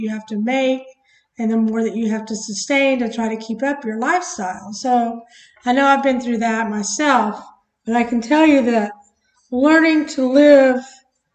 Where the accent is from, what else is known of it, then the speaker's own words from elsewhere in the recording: United States; obviously we're from America, but, I think America, as Americans, we can kind of be spoiled